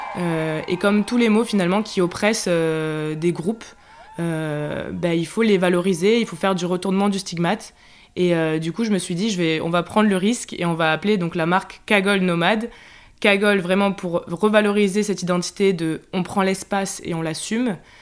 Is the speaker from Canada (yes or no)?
no; Marseille, Provence-Alpes-Côte d'Azur, France; je suis une Marseillaise